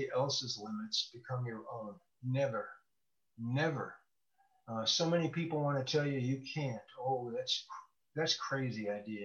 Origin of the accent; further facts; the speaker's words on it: Bloomington, Illinois, United States; I'm from the home of State Farm. It's Bloomington, Normal, Illinois